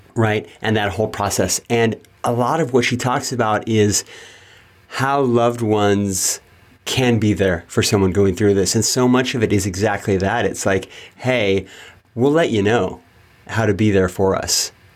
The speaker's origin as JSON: {"language": "English", "town": "Yuba City", "region": "California", "country": "United States", "tie": "born or raised there", "also_born_or_lived": "Marysville, California", "said": "I was born in Yuba City, California"}